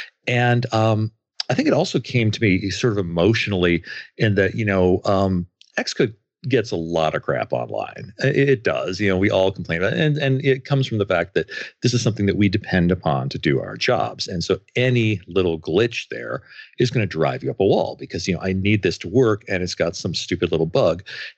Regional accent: Grand Rapids, Michigan, United States; from Grand Rapids, Michigan

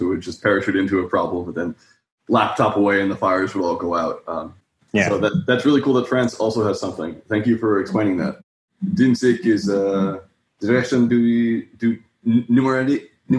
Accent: United States; as an American

